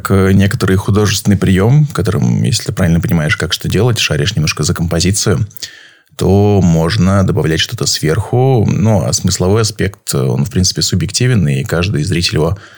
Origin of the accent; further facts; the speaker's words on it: Saint Petersburg, Russia; я из Петербурга.